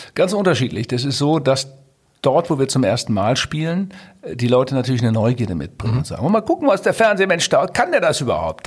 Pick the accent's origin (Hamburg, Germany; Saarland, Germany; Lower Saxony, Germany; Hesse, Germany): Lower Saxony, Germany; Twistringen; Ich komme ja aus Twistring, sehr katholischer Ort